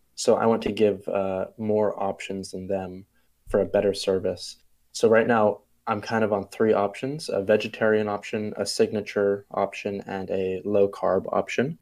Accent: Bermuda; I'm from Bermuda. It's a small island off of uh, the coast of the eastern coast of the U.S.

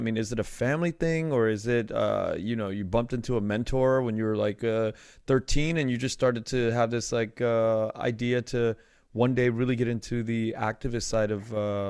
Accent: United States; born there; I was born in the United States.

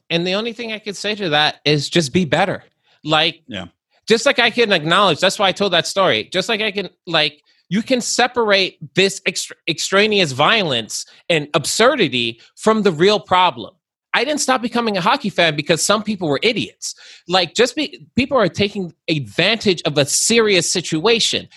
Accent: Long Island, New York, United States; I'm from Long Island

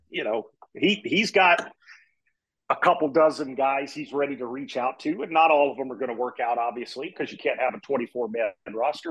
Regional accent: Springfield, Missouri, United States; I grew up in Springfield, Missouri, which is where Missouri State is

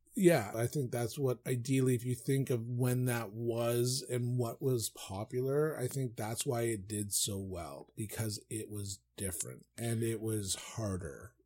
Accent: Newfoundland and Labrador, Canada; when I grew up in Foundland and we owned the hardware store

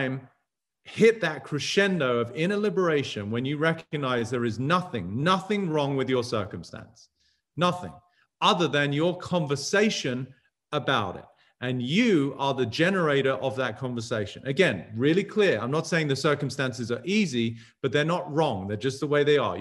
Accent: England, United Kingdom; now in United States; growing up in England

